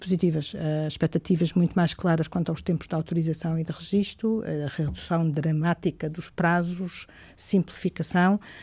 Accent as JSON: {"language": "Portuguese", "town": "Coimbra", "region": "Centro", "country": "Portugal", "tie": "born or raised there", "said": "Coimbra, como sabem, é a minha cidade, onde nasci, eh, cresci, eh, estudei."}